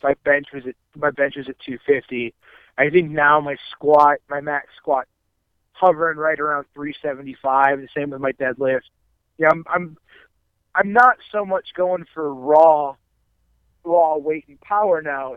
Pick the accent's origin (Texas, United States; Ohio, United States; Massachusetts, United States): Ohio, United States; Akron; I grew up in Akron, Ohio area